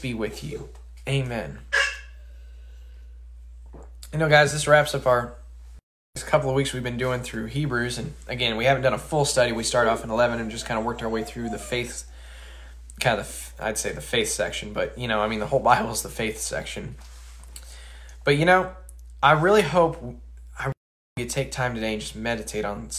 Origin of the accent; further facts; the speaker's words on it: Colorado, United States; moved away; I'm from Colorado, so this is kind of normal.